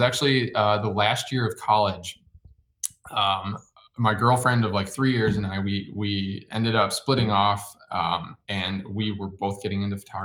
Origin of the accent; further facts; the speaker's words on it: Chicago, Illinois, United States; moved away as an adult; also born or lived in Michigan; now in Seattle, United States; I grew up in the suburbs of Chicago, went to school in Michigan